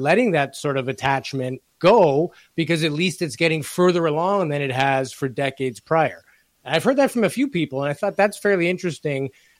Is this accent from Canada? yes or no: yes; Canada; as a Canadian